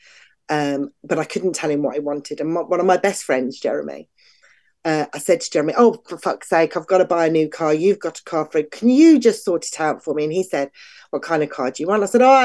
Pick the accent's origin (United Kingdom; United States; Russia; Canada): United Kingdom; England; being English and female